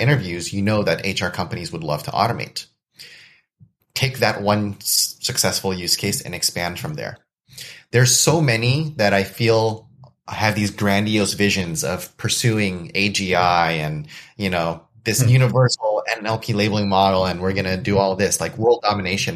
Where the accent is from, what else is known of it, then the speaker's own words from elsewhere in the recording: United States; I was born and raised in the States, which means I have family connections and ties to Indonesia